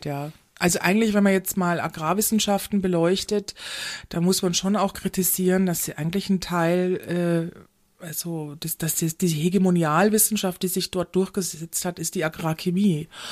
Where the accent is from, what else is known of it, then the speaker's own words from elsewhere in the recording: Munich, Bavaria, Germany; ich komme aus München